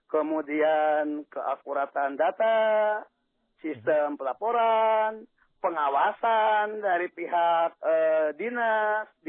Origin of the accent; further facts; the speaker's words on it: West Java, Indonesia; Ini Jawa Barat terutama, saya orang Jawa Barat.